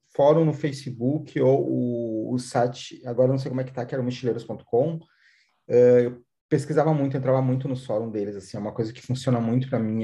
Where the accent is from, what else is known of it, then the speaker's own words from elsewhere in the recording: Porto Alegre, Rio Grande do Sul, Brazil; eu sou aqui de, de Porto Alegre